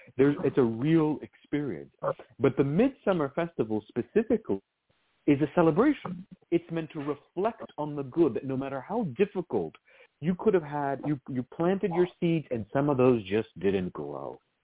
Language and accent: English; Virginia, United States; I grew up in Virginia